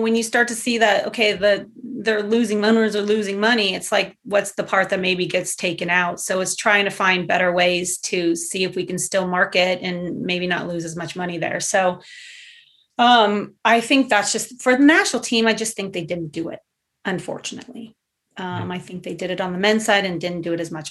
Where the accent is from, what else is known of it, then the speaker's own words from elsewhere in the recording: Southern California, United States; moved away as an adult; also born or lived in Los Angeles; now in Portland, United States; I grew up in Southern California